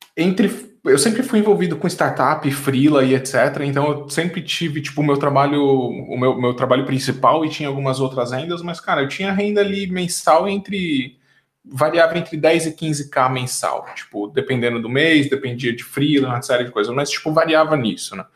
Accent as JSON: {"language": "Portuguese", "region": "São Paulo", "country": "Brazil", "tie": "born or raised there", "moved": "as an adult", "lives_now": "Portugal", "said": "nasci na Zona Leste, depois morei muitos anos ali no litoral de São Paulo, e depois de adulto voltei a morar em São Paulo"}